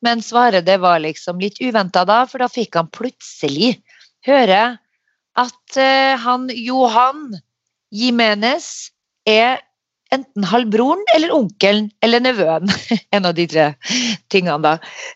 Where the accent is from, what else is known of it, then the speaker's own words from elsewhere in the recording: Narvik, Nordland, Norway; moved away; Jeg kom jo rett ifra Narvik